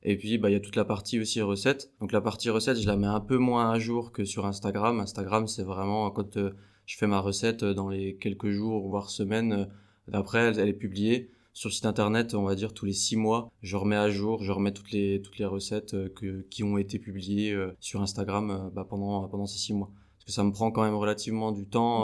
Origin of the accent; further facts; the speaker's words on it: Besançon, Bourgogne-Franche-Comté, France; je suis de Besançon.